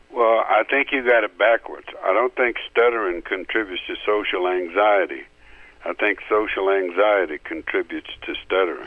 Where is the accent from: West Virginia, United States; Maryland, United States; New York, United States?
West Virginia, United States; I grew up in West Virginia